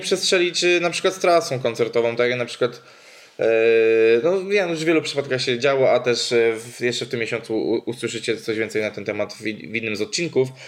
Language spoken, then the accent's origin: Polish; Łódź Voivodeship, Poland; moved away; ja pochodzę z Podłodzi